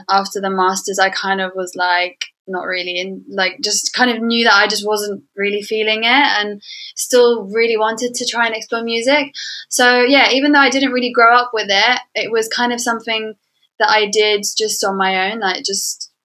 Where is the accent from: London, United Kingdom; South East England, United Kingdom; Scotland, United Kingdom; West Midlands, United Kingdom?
London, United Kingdom; I'm a Yemeni artist. I live in London. I was born in London.